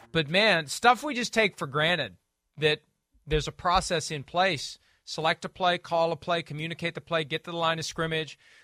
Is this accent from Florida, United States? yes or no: no; West Virginia, United States; here in my home state